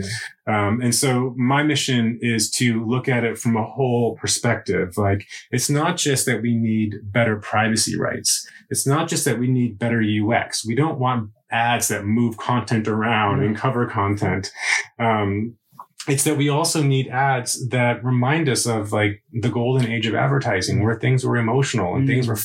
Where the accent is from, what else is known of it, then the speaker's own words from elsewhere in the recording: United States; moved away as an adult; now in Sweden; As an American, when I moved to Sweden